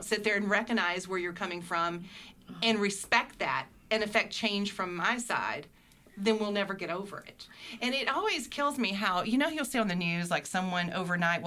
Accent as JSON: {"language": "English", "region": "Mississippi", "country": "United States", "tie": "born or raised there", "moved": "yes", "lives_now": "Virginia, United States", "said": "being born and raised in Mississippi"}